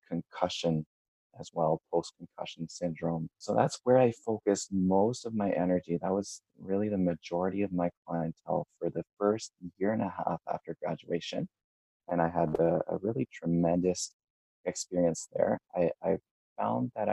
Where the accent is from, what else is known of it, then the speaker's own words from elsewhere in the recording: Canada; I'm a Canadian from, I initially studied in Ottawa.